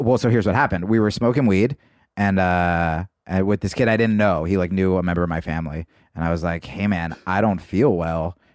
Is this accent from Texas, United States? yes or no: no; New Jersey, United States; also born or lived in New York / Los Angeles; now in Austin, United States; I grew up in New Jersey